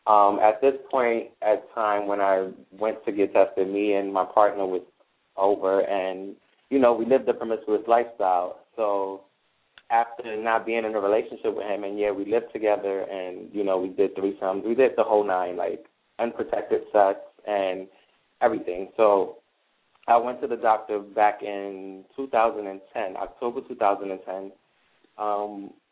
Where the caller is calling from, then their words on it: Brooklyn, New York, United States; Yeah, I am calling from Brooklyn.